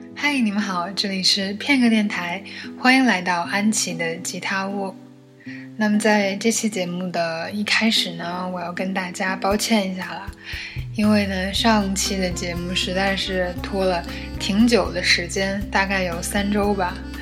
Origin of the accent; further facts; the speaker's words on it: Changchun, Jilin, China; accent: northern; 其实我是吉林人，我是吉林长春人。所以就是北方人的口音